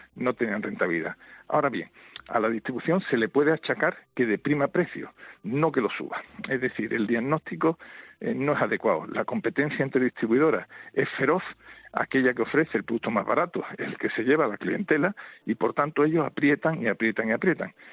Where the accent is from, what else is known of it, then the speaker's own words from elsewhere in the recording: Spain; somos los españoles